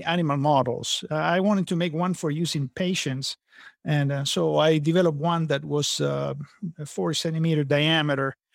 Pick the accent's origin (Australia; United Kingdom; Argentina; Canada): Argentina; moved away as an adult; also born or lived in California / Napa Valley; now in San Antonio, United States; I'm originally from Argentina